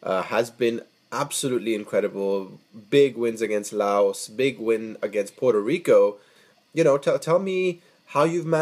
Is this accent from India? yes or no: yes; India; as an Indian who loves the beautiful game